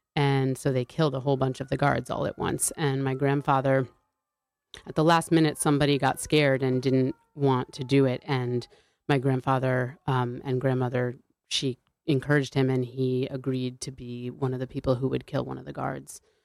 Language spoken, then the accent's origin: English; New Haven, Connecticut, United States; I grew up in New Haven, Connecticut